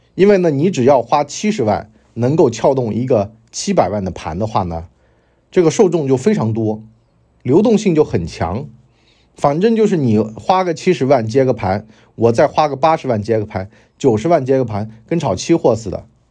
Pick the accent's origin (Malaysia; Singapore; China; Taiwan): China; Wenzhou, Zhejiang; now in Hangzhou, China; 作为温州人，我根本就没有听到过这种操作